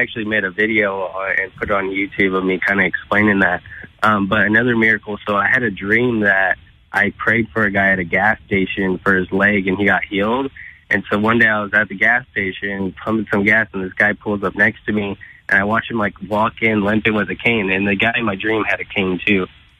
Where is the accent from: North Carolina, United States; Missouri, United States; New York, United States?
Missouri, United States; St. Louis; now in Illinois, United States; I'm from St. Louis, Missouri. I'm technically in Illinois, but right outside of St. Louis, Missouri.